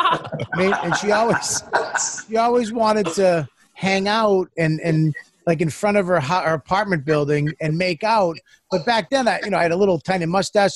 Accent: Boston, Massachusetts, United States; I'm Italian Irish. I'm from Boston

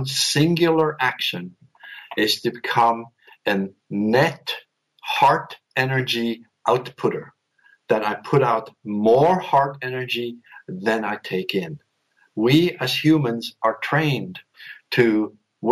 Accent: Switzerland; I was raised in Switzerland by some very strict and neither spiritual nor emotional parents

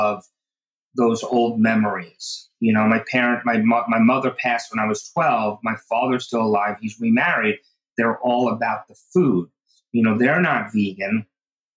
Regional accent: Oceanside, New York, United States; I grew up in Oceanside, which is on Long Island, New York

